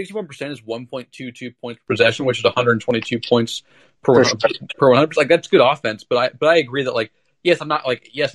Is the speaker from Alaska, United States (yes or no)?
no; Portland, Oregon, United States; I'm from Portland, and there's a big tournament over the Christmas, kind of the winter break, called the Les Schwab Invite